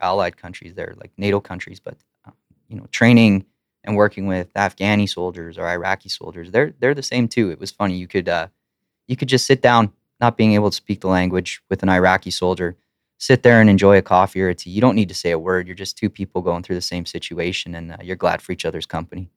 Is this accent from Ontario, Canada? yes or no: no; Lacombe, Alberta, Canada; also born or lived in Ponoka, Alberta; now in Edmonton, Canada; I grew up in Lacombe and Pinoka